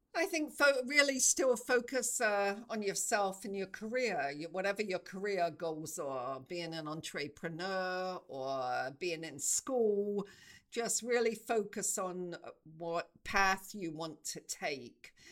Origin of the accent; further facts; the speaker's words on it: England, United Kingdom; moved away as an adult; also born or lived in South Africa; I knew i wanted to move out of england that felt too too small for me